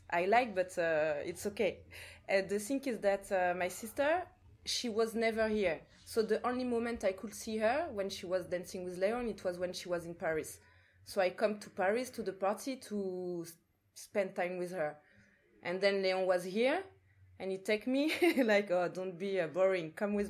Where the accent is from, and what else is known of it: Martinique